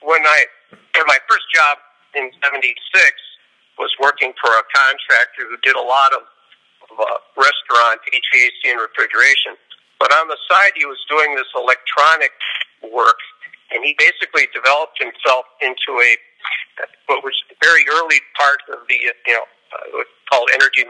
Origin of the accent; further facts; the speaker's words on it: Milwaukee, Wisconsin, United States; now in California, United States; I'm from Milwaukee, Wisconsin originally